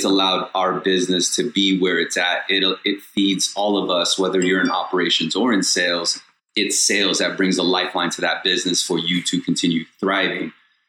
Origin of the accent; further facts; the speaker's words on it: Long Beach, California, United States; So, you know, I grew up in Long Beach, California.